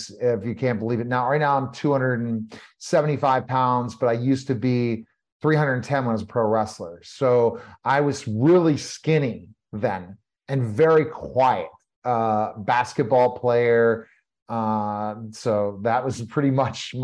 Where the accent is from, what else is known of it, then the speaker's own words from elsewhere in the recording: Denver, Colorado, United States; also born or lived in Pittsburgh, Pennsylvania, United States; now in Texas, United States; I grew up in Pittsburgh for a few years. And then my father relocated us to Denver, Colorado.